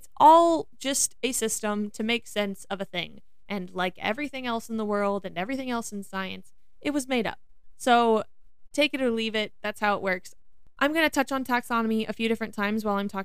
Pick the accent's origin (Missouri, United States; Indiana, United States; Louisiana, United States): Missouri, United States; I'm from the Midwest, I'm from Missouri, and we say possum, not opossum